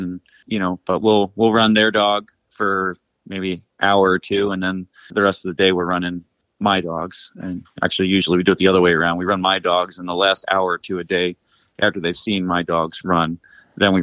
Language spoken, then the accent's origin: English; New York, United States; now in Upper Peninsula, Michigan, United States; I'm from New York